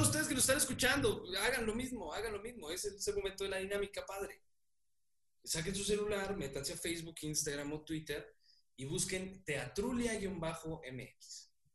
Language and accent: Spanish; Mexico; Somos mexicanos, somos mexicanos